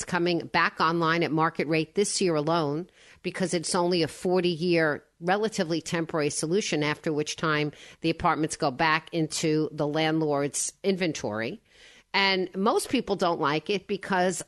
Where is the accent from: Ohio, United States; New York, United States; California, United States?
New York, United States; Woodmere; I'm from Woodmere